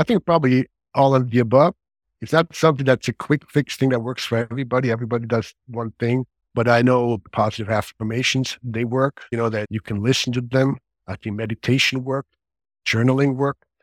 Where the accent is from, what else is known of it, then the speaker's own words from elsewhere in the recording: Switzerland; moved away as an adult; now in Bay Area, United States; I grew up in Switzerland